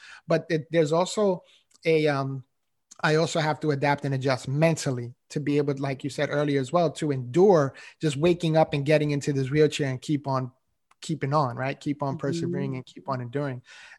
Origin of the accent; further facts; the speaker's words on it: New York City, New York, United States; No, I didn't, honestly, you know, and again, growing up in New York City, you know, there's not a whole ton of mentors out there.